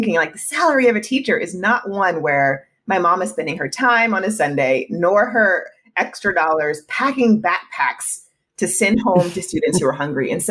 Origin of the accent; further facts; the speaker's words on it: South Carolina, United States; also born or lived in Germany; I was born in Germany and I've lived uh, in quite a few states, but my parents are in South Carolina. So that's where I went to high